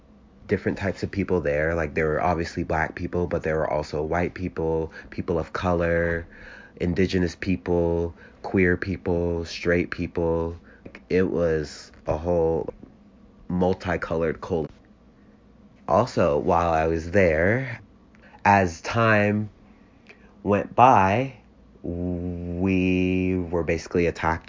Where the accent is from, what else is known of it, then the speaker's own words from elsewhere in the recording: Columbus, Ohio, United States; I am from Columbus, Ohio, and I go to The Ohio State University